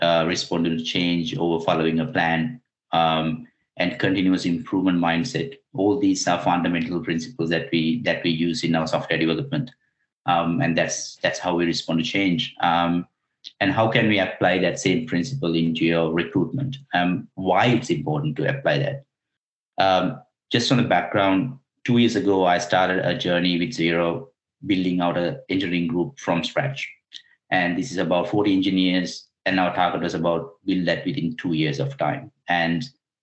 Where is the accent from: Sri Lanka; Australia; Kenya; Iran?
Sri Lanka; moved away; I'm originally from Sri Lanka.